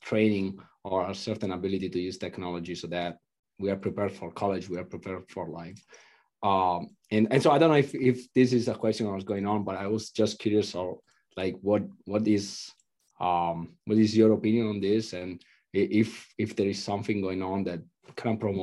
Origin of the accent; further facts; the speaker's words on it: Italy; I'm from Italy.